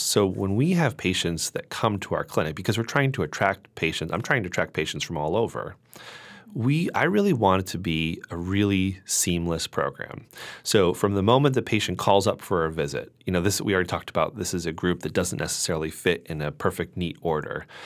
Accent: Connecticut, United States; moved away as an adult; also born or lived in Pittsburgh / New York; I am originally from Connecticut

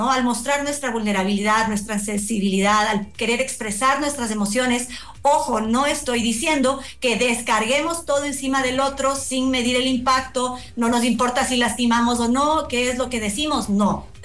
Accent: Ecuador; nosotros como, como ecuatorianos y por supuesto todos nos hemos removido de, nuestra seguridad

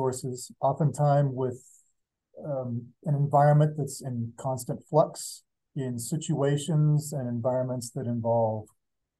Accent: Pittsburgh, Pennsylvania, United States; moved away as an adult; now in Montana, United States; went to Pittsburgh, which is my hometown

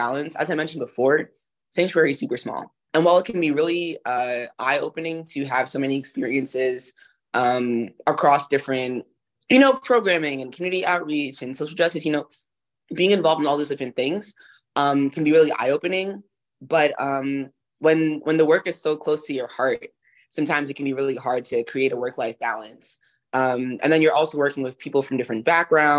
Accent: Brooklyn, New York, United States; I'm from Brooklyn

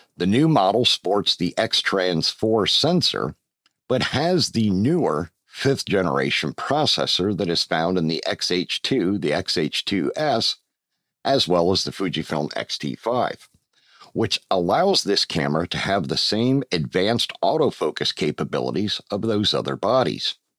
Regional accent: Pennsylvania, United States; moved away as an adult; also born or lived in Georgia; now in Roxboro, United States; my home state of Pennsylvania

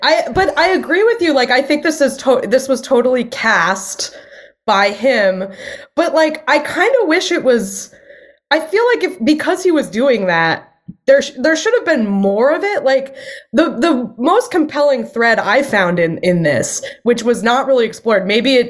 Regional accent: New England, United States; growing up in New England

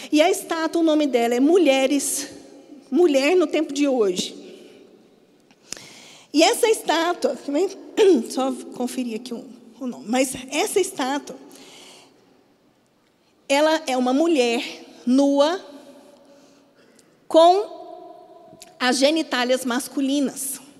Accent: Minas Gerais, Brazil; now in Paraíba, Brazil; você já deve ter percebido que eu não sou daqui, eu sou mineira. Quando eu mudei para cá, eu precisei me adaptar a muitas coisas em relação à cultura paraibana.

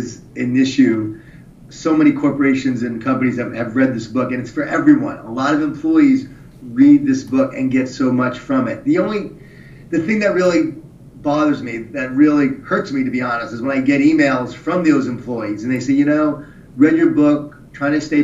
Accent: Long Island, New York, United States; I grew up in Long Island, New York, right? Jewish Italian family.

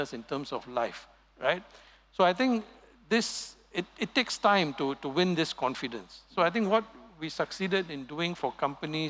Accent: Singapore; our heritage as being pure Singaporean

